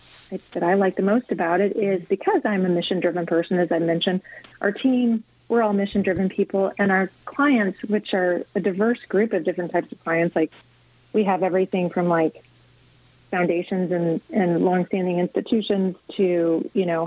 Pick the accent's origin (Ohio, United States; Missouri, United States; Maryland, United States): Missouri, United States; St. Charles; I grew up in St. Charles.